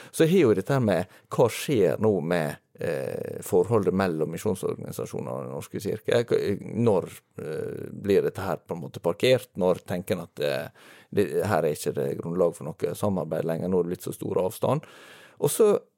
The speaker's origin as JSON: {"language": "Norwegian", "area": "near Volda", "region": "Møre og Romsdal", "country": "Norway", "moved": "yes", "said": "ganske nær der jeg kommer fra."}